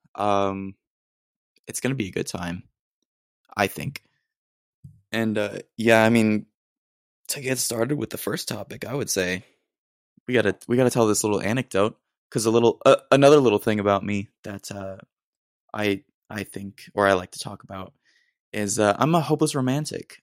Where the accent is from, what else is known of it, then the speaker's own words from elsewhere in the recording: Austin, Texas, United States; moved away as an adult; now in San Marcos, United States; I'm originally from Austin, but right now I'm in San Marcos